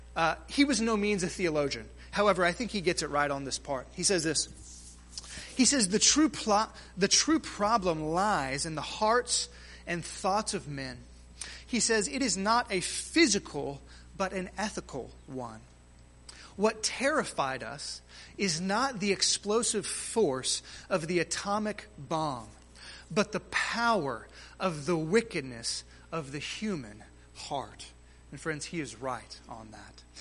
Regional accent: near Galveston, Texas, United States; Galveston, Texas, uh, sort of close to my hometown

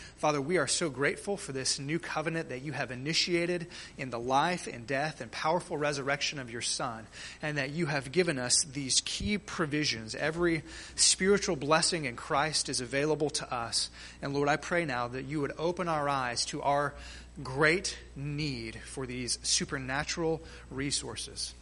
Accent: near Galveston, Texas, United States; Galveston, Texas, uh, sort of close to my hometown

